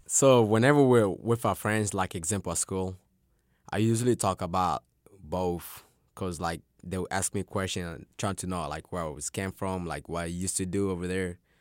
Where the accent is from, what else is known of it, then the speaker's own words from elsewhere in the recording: Tanzania; now in Arkansas, United States; I was born in Tanzania.